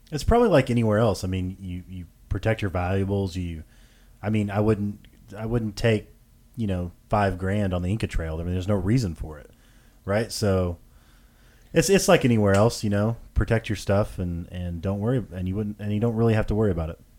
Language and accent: English; Tennessee, United States; I'm from Tennessee, by the way, so y'all's gonna come out a lot